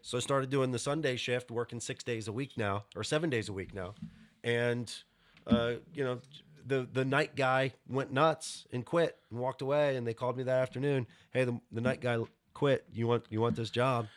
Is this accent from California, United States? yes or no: no; West Virginia, United States; I'm from West Virginia